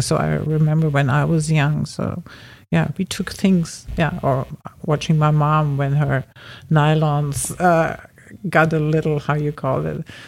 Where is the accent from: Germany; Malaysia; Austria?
Germany; moved away as an adult; also born or lived in Berlin; now in Los Angeles, United States; I grew up in Germany